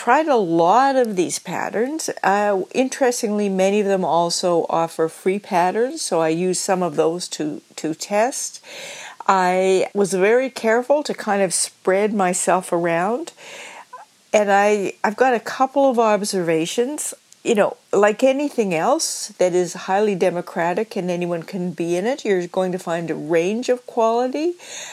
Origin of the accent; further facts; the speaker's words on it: Nova Scotia, Canada; I'm from Nova Scotia